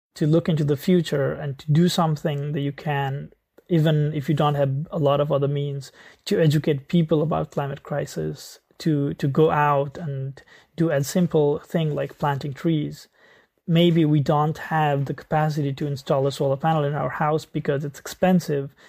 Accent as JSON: {"language": "English", "country": "Nepal", "tie": "born or raised there", "said": "I grew up in Nepal"}